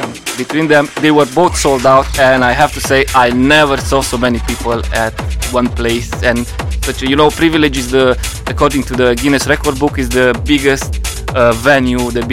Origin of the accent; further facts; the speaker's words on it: Luduș, Mureș County, Romania; I'm coming from Romania. I started DJing in 2009 in a collaboration with a local radio in my hometown Ludus in Mureș